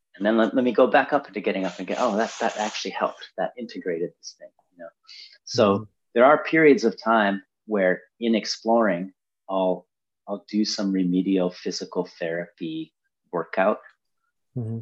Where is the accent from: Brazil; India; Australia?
Brazil; moved away; I grew up in Brazil